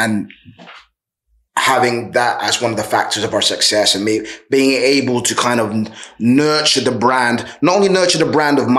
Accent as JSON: {"language": "English", "region": "London", "country": "United Kingdom", "tie": "born or raised there", "said": "I'm a Londoner through and through, first and foremost"}